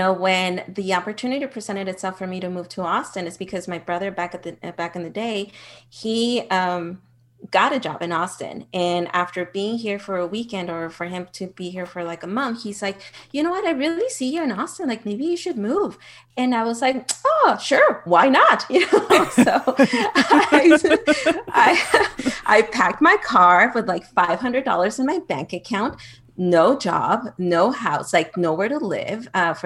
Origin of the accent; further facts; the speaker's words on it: Ciudad Juárez, Chihuahua, Mexico; also born or lived in El Paso, Texas; I was born in El Paso, Texas, but I grew up in Juarez. So it's a border town.